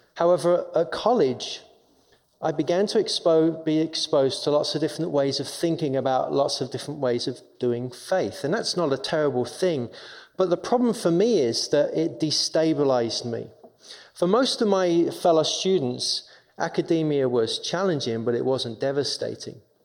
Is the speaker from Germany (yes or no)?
no; London, United Kingdom; accent: English; moved away as an adult; now in Minnesota, United States; I'm from England. I'm born and raised in London